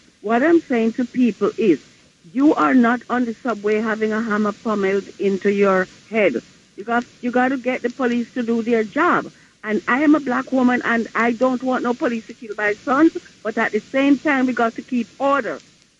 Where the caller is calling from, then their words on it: New York City, New York, United States; I'm calling from Queens.